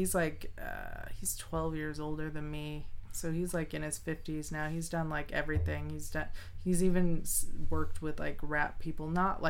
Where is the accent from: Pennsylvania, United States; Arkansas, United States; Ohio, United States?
Arkansas, United States; born there; My grandma's from Arkansas. Like, I was born in Arkansas.